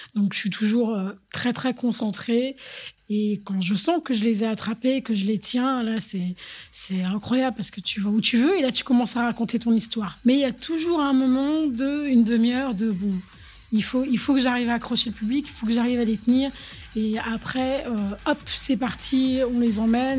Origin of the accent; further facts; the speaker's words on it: Paris, Île-de-France, France; moved away as an adult; also born or lived in London; now in Berlin, Germany; avec ma culture de française, euh, je viens de Paris